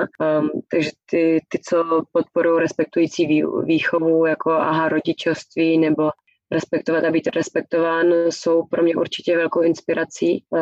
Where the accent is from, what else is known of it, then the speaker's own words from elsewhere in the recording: Prague, Czechia; moved away as an adult; now in Germany; se narodila v Praze a vyrůstala jsem v Praze a žila jsem celý život v Praze